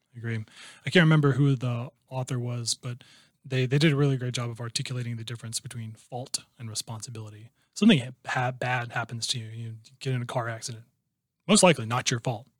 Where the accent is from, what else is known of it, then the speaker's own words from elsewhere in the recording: Iowa, United States; moved away as an adult; also born or lived in Chicago, United States; now in Houston, United States; that's still considered, you know, where I'm from